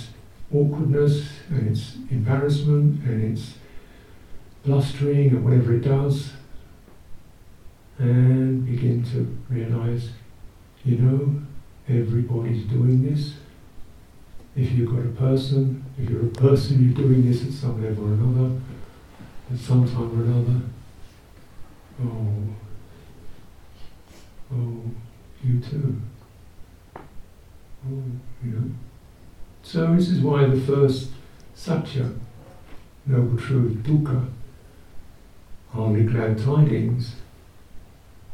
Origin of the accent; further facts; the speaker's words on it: United Kingdom; I'm the British person